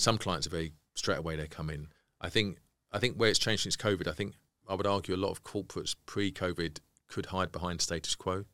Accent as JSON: {"language": "English", "country": "United Kingdom", "said": "we're being British"}